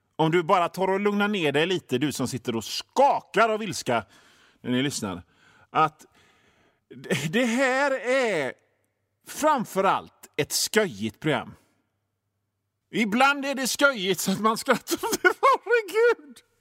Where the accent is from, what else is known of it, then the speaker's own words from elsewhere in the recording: Gothenburg, Västra Götaland, Sweden; För ni hör ju det på mitt sätt att prata, min dialekt. Jag är från Göteborg, jag bor i Göteborg.